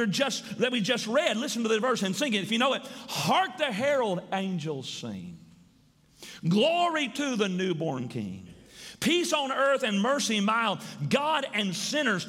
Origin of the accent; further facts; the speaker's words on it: Milan, Tennessee, United States; I grew up outside of Milan, Tennessee